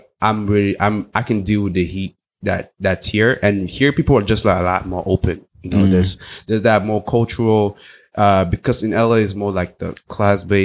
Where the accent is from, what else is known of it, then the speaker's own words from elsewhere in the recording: Cameroon; also born or lived in Los Angeles, United States / South Africa; now in United States; I grew up in West Africa. Precisely, I grew up in Cameroon. I speak English and French